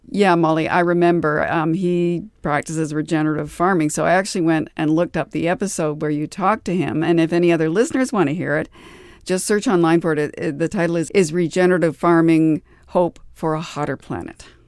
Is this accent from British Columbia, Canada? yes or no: yes; North Vancouver, British Columbia, Canada; Growing up on the north shore of Vancouver